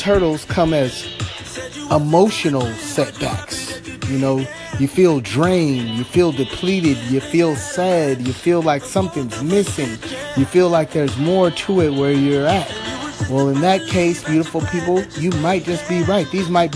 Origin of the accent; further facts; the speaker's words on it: Los Angeles, California, United States; Los Angeles, California, my hometown